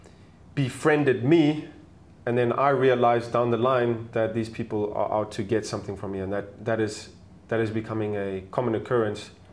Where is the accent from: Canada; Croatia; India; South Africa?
South Africa; accent: South African; moved away; also born or lived in Germany / Colombia; I was born and raised in South Africa, to a South African mom. And to a German dad, and I lived a couple of years in Germany